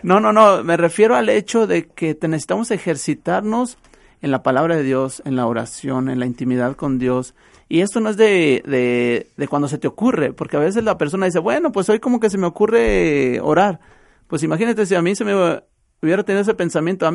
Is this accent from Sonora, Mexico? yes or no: no; Acatlán de Juárez, Jalisco, Mexico; Estamos allá en Acatlán de Juárez, a un lado de Acatlán de Juárez, ahí en donde yo radico, donde está mi pueblo, El Plan, ahí estamos nosotros